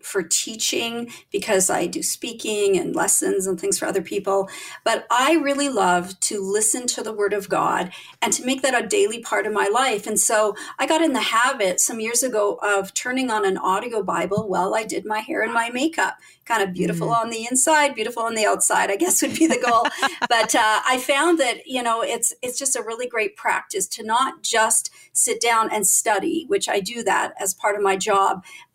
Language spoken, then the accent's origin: English; Winnipeg, Manitoba, Canada; I was born in Winnipeg, which for those of you who are not from Canada, is in the very, very center of North America